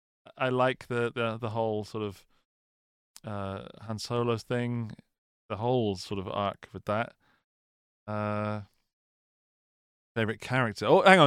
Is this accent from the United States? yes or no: no; United Kingdom; Dan, I am British, okay?